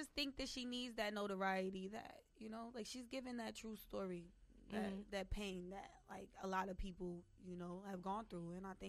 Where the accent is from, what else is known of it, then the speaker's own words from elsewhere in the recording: New York, United States; also born or lived in Belize; I'm from New York